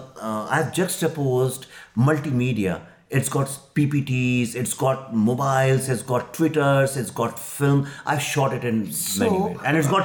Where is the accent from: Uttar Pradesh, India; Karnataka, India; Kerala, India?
Uttar Pradesh, India; Lucknow; Not in Delhi and Bombay South, but I'm coming from Lucknow.